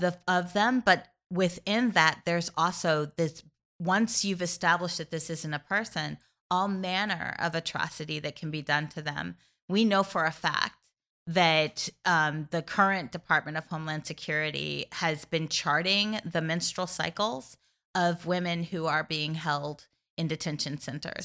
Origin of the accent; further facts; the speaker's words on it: Missouri, United States; my home state of Missouri